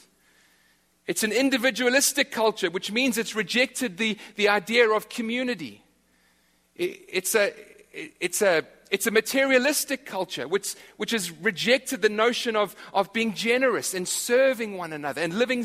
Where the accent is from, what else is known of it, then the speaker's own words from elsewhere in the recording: South Africa; moved away; I'm from South Africa, as are a few others in this church.